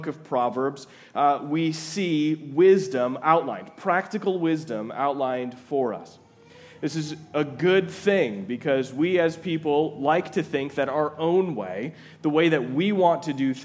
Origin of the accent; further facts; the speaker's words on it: Twin Cities area, Minnesota, United States; moved away as an adult; also born or lived in Fargo, North Dakota / Louisville, Kentucky; now in Jamestown, United States; I'm originally from the Twin Cities area